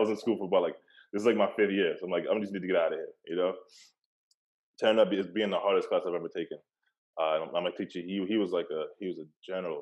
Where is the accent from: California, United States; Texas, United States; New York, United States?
New York, United States; New York City; I'm from Brooklyn, like originally